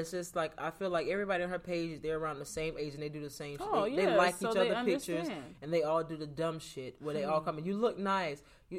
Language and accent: English; Florida, United States; now in Atlanta, United States; I'm from Florida.